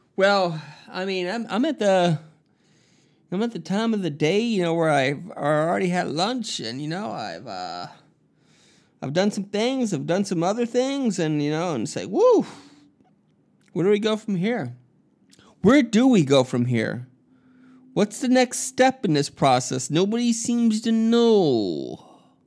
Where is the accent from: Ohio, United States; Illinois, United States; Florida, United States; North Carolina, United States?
Florida, United States; Miami; moved away; my hometown in Miami, Florida